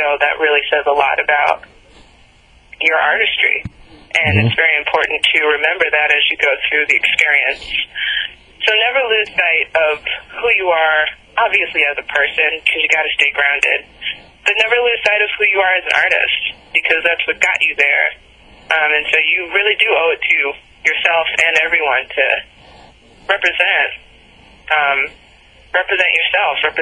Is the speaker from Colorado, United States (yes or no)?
no; New York, United States; moved away; As a New Yorker